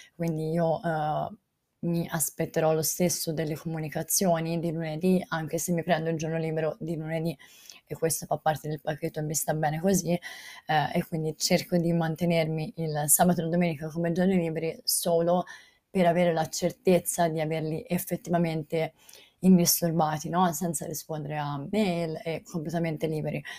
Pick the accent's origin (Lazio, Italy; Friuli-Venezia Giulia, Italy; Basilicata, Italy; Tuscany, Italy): Tuscany, Italy; Volterra; io sono di Volterra, Volterra è un paese Uh, piccolo, cioè la eh, chiamano città, ma è un paese eh, piccolo eh, in provincia di Pisa